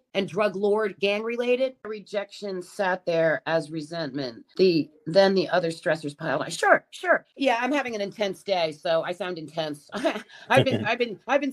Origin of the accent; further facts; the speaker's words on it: New York, United States; I'm from New York